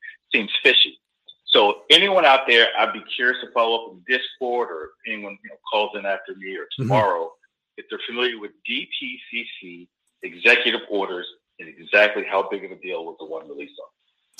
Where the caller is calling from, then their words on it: Atlanta, Georgia, United States; from Atlanta.